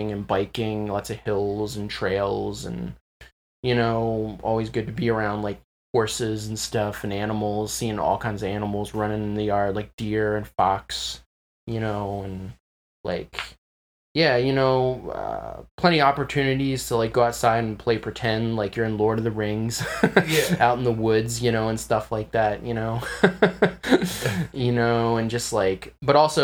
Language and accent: English; Glen Arm, Maryland, United States; I'm from Glen Arm. It's a rural area, like roughly 40 minutes away, 40 minutes north of Baltimore City